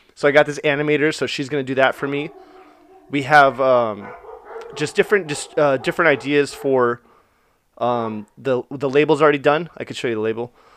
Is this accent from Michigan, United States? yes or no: no; Orange, California, United States; I was born in Orange, the city of Orange